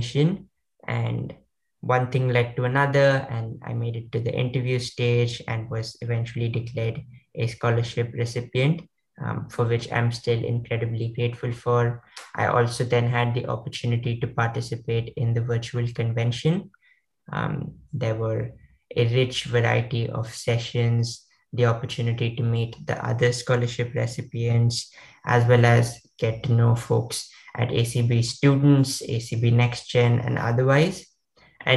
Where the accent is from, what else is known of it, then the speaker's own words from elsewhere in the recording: Maharashtra, India; my state, I come from India, Maharashtra